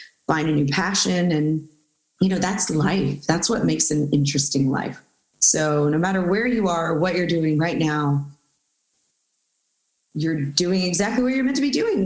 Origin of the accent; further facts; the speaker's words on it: Houston, Texas, United States; We're both from Houston, actually.